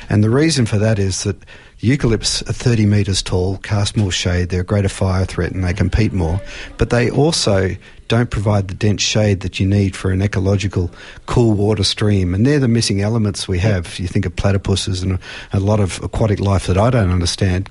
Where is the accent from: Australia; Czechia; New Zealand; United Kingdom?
Australia; as an Australian